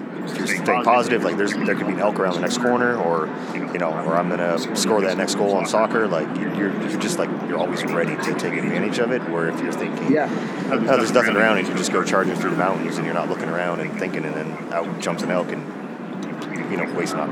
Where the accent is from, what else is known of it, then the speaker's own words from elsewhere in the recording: Washington, United States; moved away as an adult; also born or lived in Oregon; now in Montana, United States; I grew up in Washington, and there we did a lot of blacktail hunting with my dad